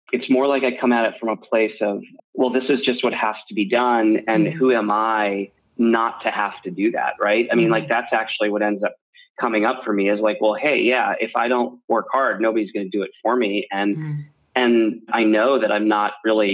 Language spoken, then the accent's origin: English; outside of Philadelphia, Pennsylvania, United States; where I grew up outside of Philadelphia